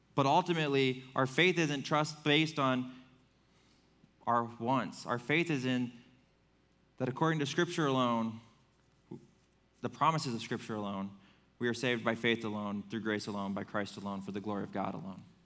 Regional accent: Fremont, United States; moved away as an adult; I grew up in Fremont

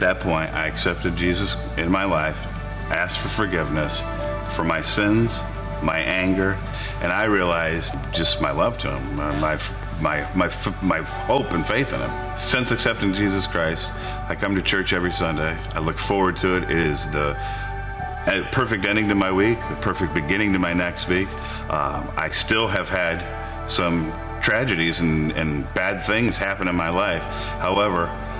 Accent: Tiffin, Ohio, United States; I grew up in the Tiffin area.

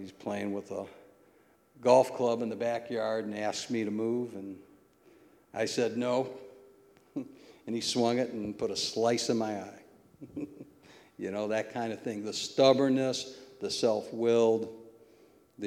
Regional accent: Toledo, Ohio, United States; I was raised in the Old West End

